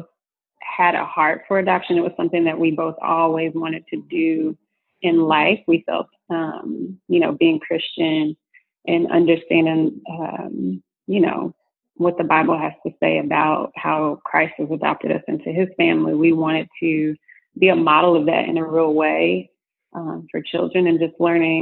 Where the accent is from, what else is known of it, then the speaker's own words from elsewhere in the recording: Austin, Texas, United States; I grew up in Austin, Texas, in your basic blackity-black family.